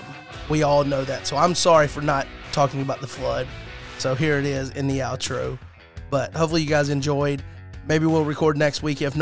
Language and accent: English; Alabama, United States; And that's how you know we're from Alabama, because that's how we end podcast.